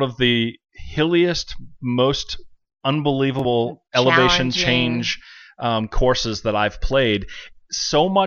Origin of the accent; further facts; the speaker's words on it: New England, United States; moved away; where I grew up in New England